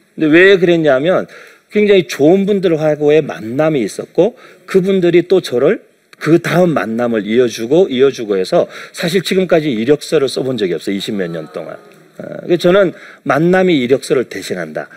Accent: South Korea; moved away as an adult; also born or lived in United States; 제가 이제 한국에서 태어나서 이렇게 쭉 자라면서

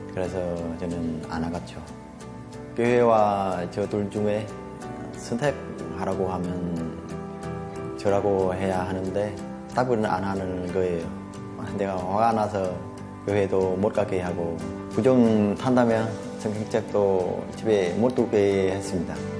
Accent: Vietnam; moved away as an adult; now in South Korea; 저는 베트남에서 온 33살

